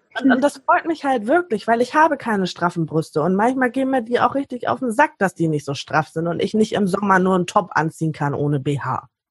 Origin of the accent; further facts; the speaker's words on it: Hamburg, Germany; ich komme aus Hamburg